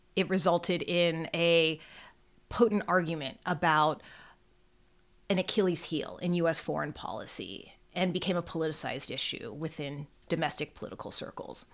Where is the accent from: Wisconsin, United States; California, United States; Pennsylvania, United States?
California, United States; growing up in California and studying California history